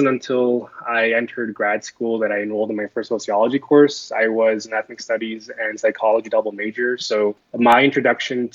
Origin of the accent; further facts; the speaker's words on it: United States; I'm Korean American, second generation, an individual of Korean descent.